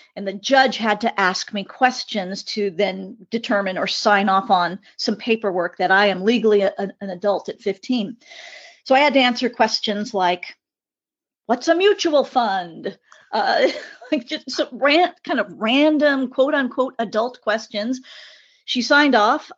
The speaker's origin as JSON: {"language": "English", "region": "California", "country": "United States", "tie": "born or raised there", "also_born_or_lived": "Long Beach", "said": "an eighth generation native Californian"}